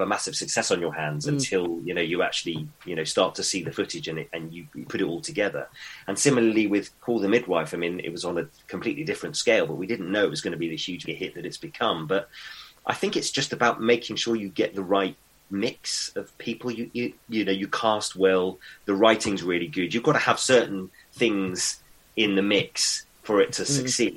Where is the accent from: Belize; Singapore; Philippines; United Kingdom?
United Kingdom; as a British actor